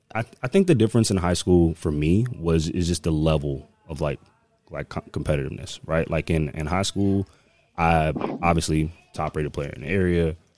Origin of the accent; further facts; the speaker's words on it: Connecticut, United States; moved away; also born or lived in Maryland; I'm actually from Connecticut, um, born and raised